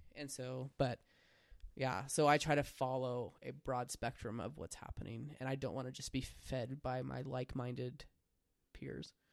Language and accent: English; United States; I'm a reasonably proud American